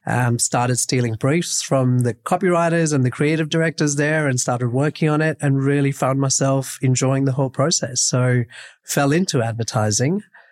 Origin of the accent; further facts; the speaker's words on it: Mumbai, Maharashtra, India; moved away as an adult; now in Sydney, Australia; I was born and brought up in Bombay. That's still home for me. Mum and dad are still there. I moved here when I was 18